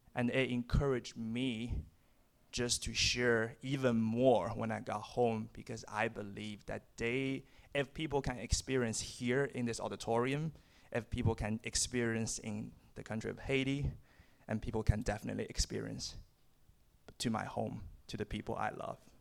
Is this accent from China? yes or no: yes; China; moved away as an adult; now in United States; I'm from China